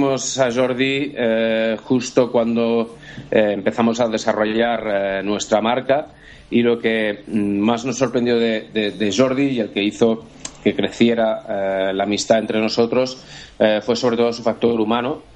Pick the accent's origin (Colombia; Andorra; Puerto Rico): Andorra; Nosotros somos eh, de Andorra